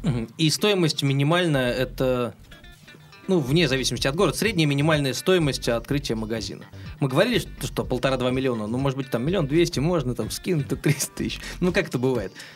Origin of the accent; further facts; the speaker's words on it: Oryol, Oryol Oblast, Russia; moved away; в своем родном городе, я, между прочим, из Орла.